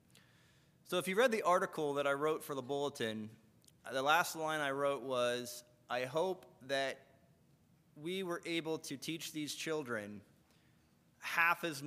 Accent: United States; as Americans

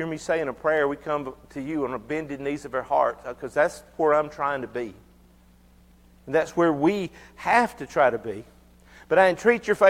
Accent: United States; I'm an American

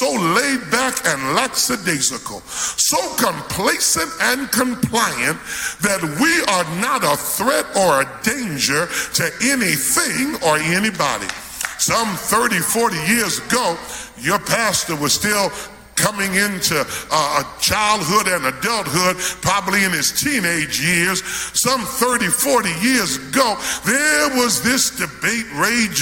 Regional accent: New York, United States; I grew up in New York

